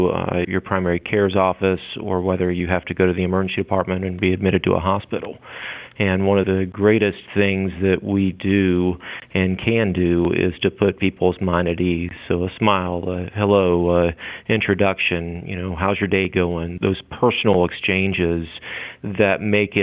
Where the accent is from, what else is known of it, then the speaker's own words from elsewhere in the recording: North Carolina, United States; also born or lived in Lexington, Virginia; now in Virginia, United States; I grew up in North Carolina, is where I was raised